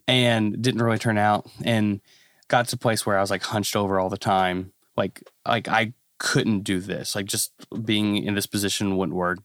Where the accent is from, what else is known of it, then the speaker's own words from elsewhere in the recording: Kentucky, United States; I'm a pastor's kid. So, I was born in Kentucky